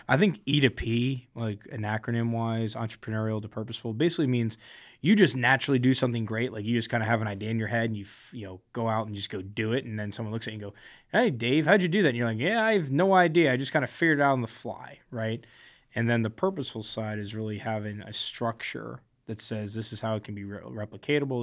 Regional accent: South Florida, United States; I grew up in South Florida

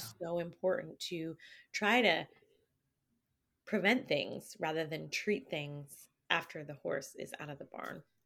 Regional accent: Canada; I'm not from here. I'm, no, I'm Canadian

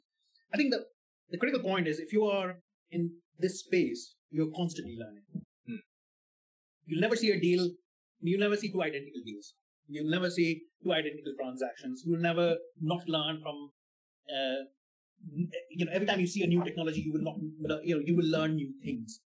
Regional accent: India; moved away; also born or lived in Germany; I'm coming from India

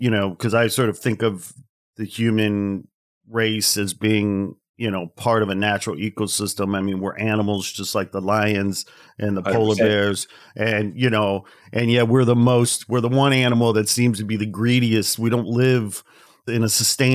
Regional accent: Midwest, United States; I'm from the Midwest

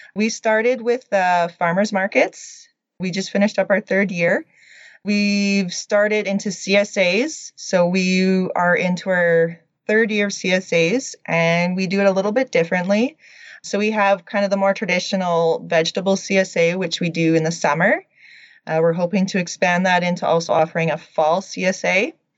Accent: Radium Hot Springs, British Columbia, Canada; moved away as an adult; also born or lived in Lethbridge, Alberta / Edmonton, Alberta; now in Alberta, Canada; I'm originally from Radium Hot Springs, BC. I grew up a small town country girl

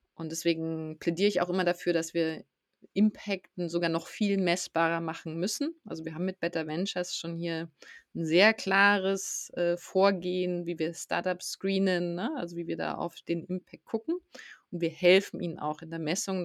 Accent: south of Munich, Bavaria, Germany; Ich bin südlich von München in der Natur aufgewachsen

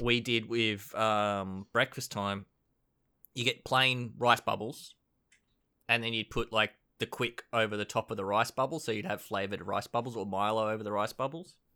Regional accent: Queensland, Australia; I grew up at a farm in Queensland

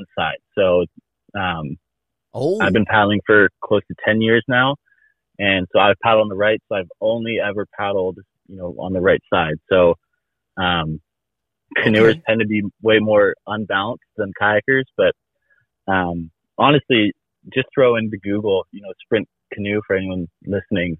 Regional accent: Gig Harbor, Washington, United States; I'm from Gig Harbor

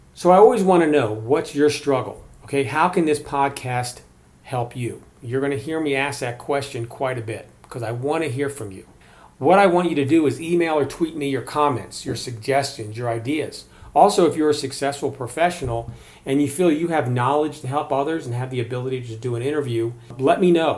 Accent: Maryland, United States; now in Colorado, United States; I grew up in Maryland

